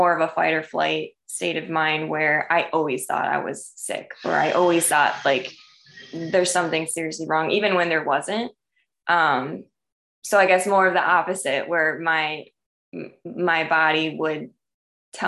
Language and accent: English; Michigan, United States; I grew up in Michigan